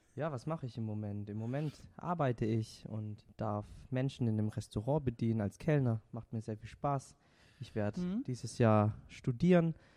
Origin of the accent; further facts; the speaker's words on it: Baden-Württemberg, Germany; first language Vietnamese; German is a second language; now in Ladenburg, Germany; ich habe tatsächlich, bis ich drei Jahre bin, kein Wort Deutsch gesprochen